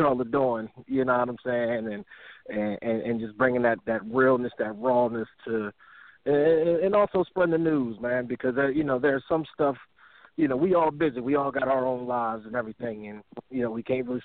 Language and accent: English; Delaware, United States; moved away as an adult; growing up in Delaware and joining the military at 18